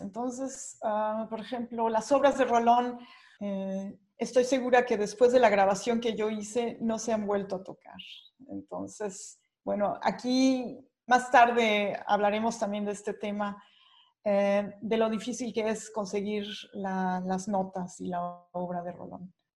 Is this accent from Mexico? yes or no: yes; Mexico; moved away as an adult; now in Germany; siendo mexicana